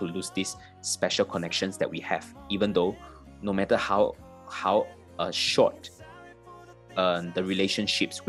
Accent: Malaysia; moved away as an adult; also born or lived in Singapore; now in Kuala Lumpur, Malaysia; even though I come from Malaysia, I have never spent my life in Kuala Lumpur, right? I've spent the past 10 years of my life living in Singapore.

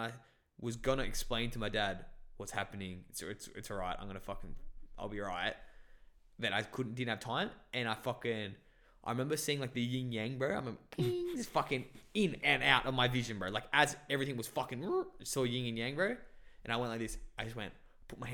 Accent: Bangladesh; I was born in Bangladesh and I didn't know what Christianity was

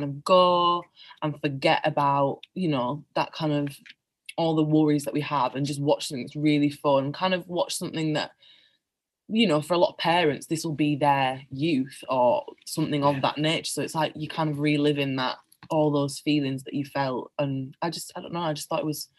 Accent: Bingley, Yorkshire and the Humber, United Kingdom; my hometown of Bingley

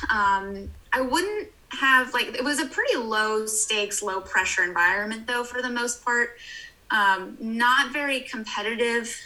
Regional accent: Hawaii, United States; I grew up in Hawaii

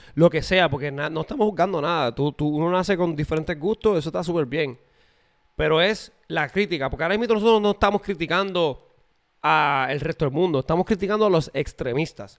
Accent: Puerto Rico; now in United States; yo soy de Puerto Rico

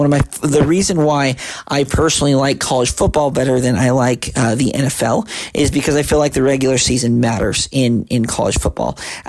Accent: Utah, United States; I grew up in Utah and love it. Been a Utah fan my entire life. Went to a lot of football games growing up.

